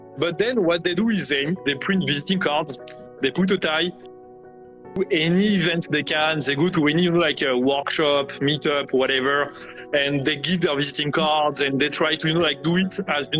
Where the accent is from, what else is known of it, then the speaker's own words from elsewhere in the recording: France; moved away as an adult; also born or lived in India; with my accent, I grew up in France.